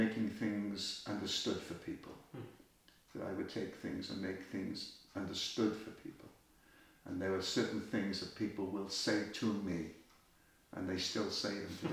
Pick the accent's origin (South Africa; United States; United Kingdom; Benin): United Kingdom; Wales; we're both from Wales